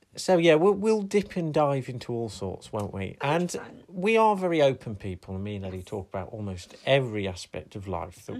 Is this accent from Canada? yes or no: no; United Kingdom; I am British